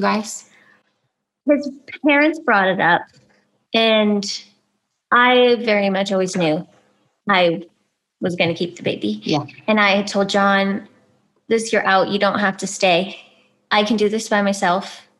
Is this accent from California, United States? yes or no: yes; California, United States; moved away as an adult; also born or lived in Albuquerque; I am from California